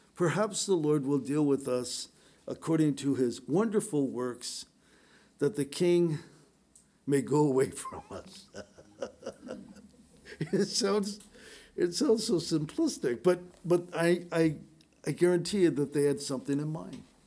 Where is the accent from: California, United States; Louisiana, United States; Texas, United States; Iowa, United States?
California, United States; San Diego; growing up in San Diego